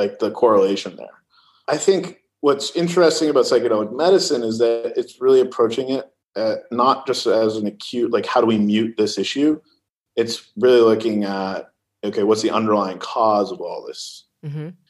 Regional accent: California, United States

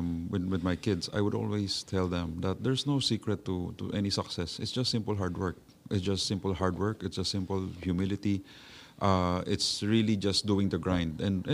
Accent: Manila, Metro Manila, Philippines; I grew up in Binondo.

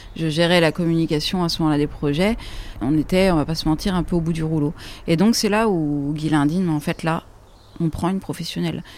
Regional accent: France; On est français

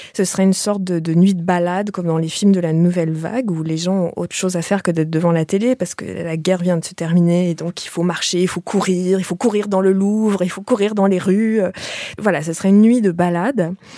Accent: Canada; moved away as an adult; now in France; j'ai quitté le Canada il y a bientôt 20 ans

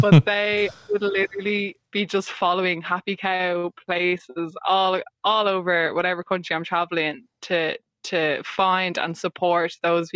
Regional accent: Ireland; as an Irish person, ginger, freckly, the whole shebang

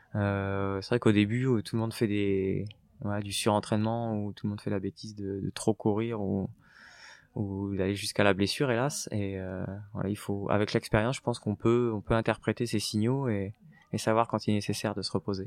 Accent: Normandy, France; now in Paris region, France; je venais de la campagne, de la Normandie

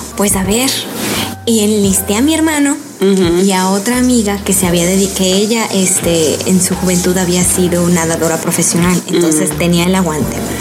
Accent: Mexico City, Mexico; moved away as an adult; also born or lived in Guanajuato / León, Guanajuato; now in New York, United States; Yo nací en la Ciudad de México y ahí viví hasta los 12 años. Después me mudé al Bajío hacia la Guanajuato.

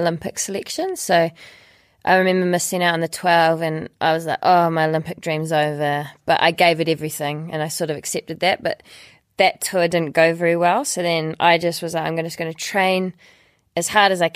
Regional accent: Dunedin, Otago, New Zealand; I was 19 from Dunedin

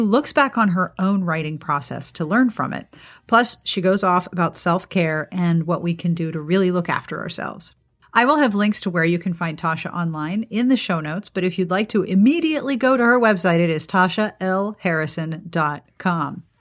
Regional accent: Pittsburgh, Pennsylvania, United States; also born or lived in Columbia, South Carolina; now in South Carolina, United States; I grew up in Pittsburgh

